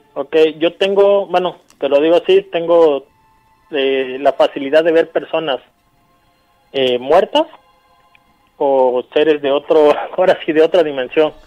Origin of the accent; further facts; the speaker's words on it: San Isidro, Mexico; now in Orizaba, Mexico; Yo llamo, estoy ahorita en Orizaba, pero yo soy de una comunidad de San Isidro